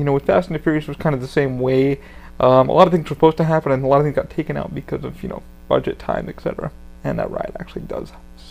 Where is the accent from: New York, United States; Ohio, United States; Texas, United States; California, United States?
New York, United States; I'm from New York